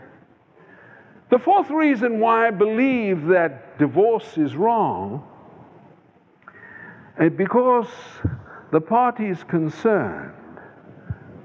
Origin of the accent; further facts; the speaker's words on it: South Africa; moved away; I come from South Africa.